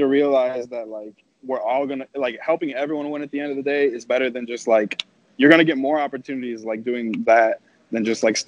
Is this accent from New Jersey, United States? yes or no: no; Chicago, Illinois, United States; coming from Chicago